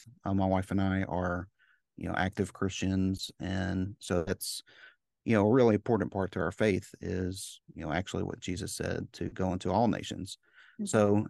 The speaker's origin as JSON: {"language": "English", "town": "Memphis", "region": "Tennessee", "country": "United States", "tie": "born there", "also_born_or_lived": "Chicago / New Orleans", "said": "I was born in Memphis, and then we moved to Chicago, then we moved to New Orleans, and then we moved."}